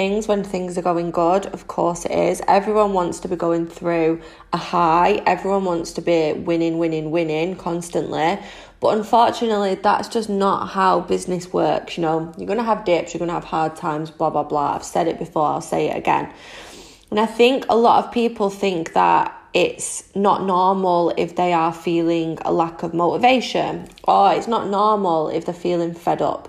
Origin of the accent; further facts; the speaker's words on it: Manchester, North West England, United Kingdom; I am 25 from Manchester in the UK